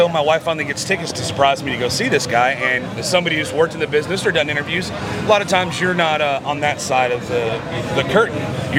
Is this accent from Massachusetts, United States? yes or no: no; Fort Worth, Texas, United States; I am from Fort Worth, Texas.